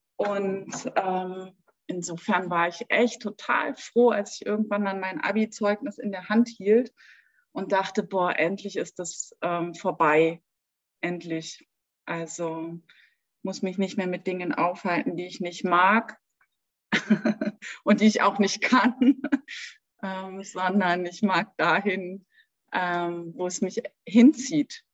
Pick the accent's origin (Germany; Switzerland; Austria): Germany; Berlin; moved away as an adult; now in Munich, Germany; ich bin in Berlin groß geworden, also auch geboren und auch erwachsen geworden.